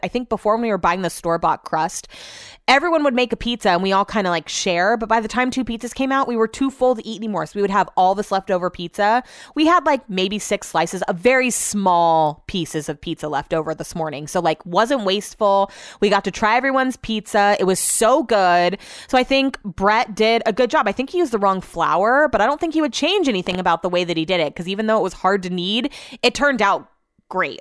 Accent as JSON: {"language": "English", "town": "Hull", "region": "Yorkshire and the Humber", "country": "United Kingdom", "moved": "yes", "lives_now": "Sacramento, United States", "said": "I'm from Hull and I live in Sacramento."}